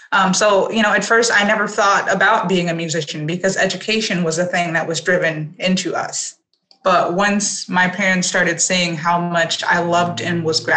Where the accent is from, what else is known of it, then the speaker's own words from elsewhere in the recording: Los Angeles, California, United States; Yes, I was born and raised